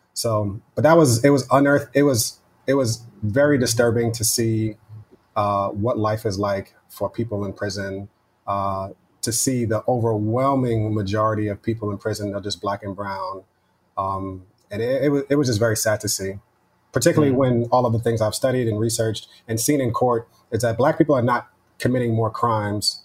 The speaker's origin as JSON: {"language": "English", "area": "Westchester", "region": "New York", "country": "United States", "tie": "born or raised there", "also_born_or_lived": "Yonkers / New Rochelle", "said": "I grew up in Westchester, right outside of the city in New York."}